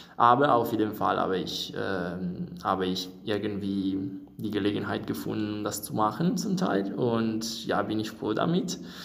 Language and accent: German; Italy; German is a second language; moved away as an adult; now in Göttingen, Germany; ich komme aus Italien und ich bin hier in Göttingen für meinen für mein Erasmus